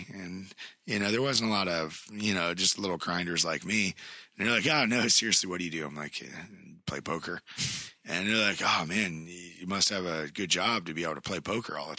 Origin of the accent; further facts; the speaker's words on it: Mansfield, Ohio, United States; I'm from Mansfield